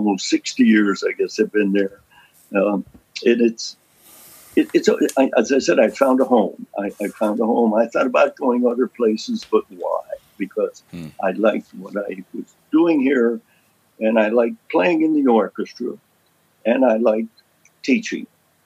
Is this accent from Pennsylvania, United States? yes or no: yes; Lewisburg, Pennsylvania, United States; my hometown of Lewisburg, Pennsylvania